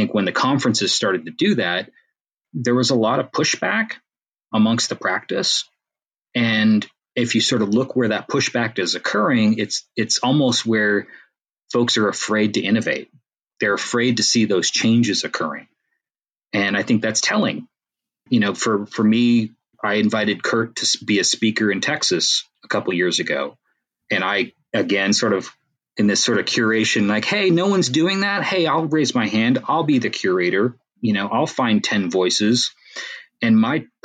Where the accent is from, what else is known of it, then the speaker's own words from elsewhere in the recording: Canada; I'm Canadian